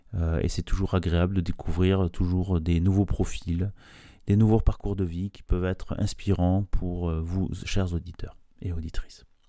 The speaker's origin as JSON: {"language": "French", "country": "France", "said": "en, tant que Français"}